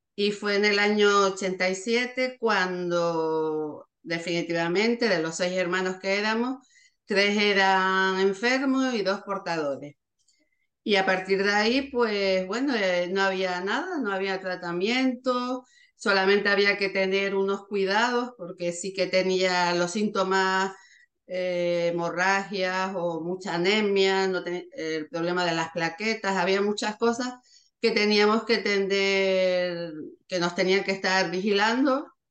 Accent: Canary Islands, Spain; nosotros primero somos de, de Canarias, estábamos muy lejos

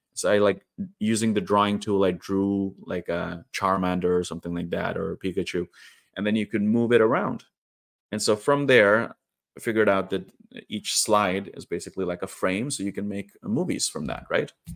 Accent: Trondheim, Trøndelag, Norway; moved away as an adult; also born or lived in India; now in Oslo, Norway; in my hometown of Trondheim, which is, uh, like nine hours drive north from where I live now in the capital, Oslo.

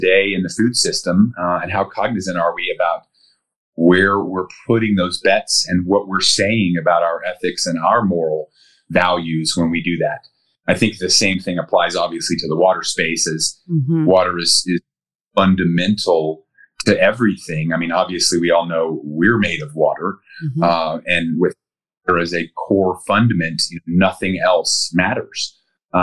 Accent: Denver, Colorado, United States; I grew up in Colorado. So born and raised, I'm a Colorado native

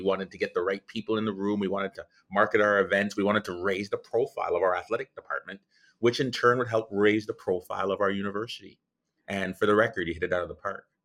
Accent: Guyana; uh, Guyana, South America.

